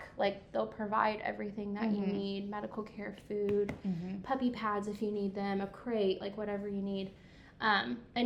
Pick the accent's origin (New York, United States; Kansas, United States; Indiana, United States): Indiana, United States; Coatesville; moved away as an adult; also born or lived in Evansville, Indiana; I'm from Indy. Coatesville, Indiana